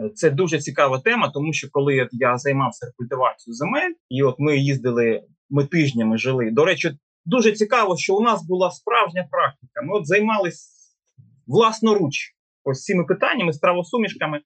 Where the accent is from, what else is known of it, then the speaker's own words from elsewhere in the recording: Donetsk Oblast, Ukraine; мою рідну Донеччину